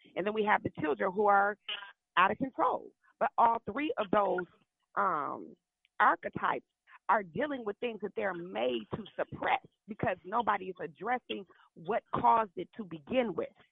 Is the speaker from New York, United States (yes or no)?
no; Milwaukee, Wisconsin, United States; now in Dallas, United States; I'm from Milwaukee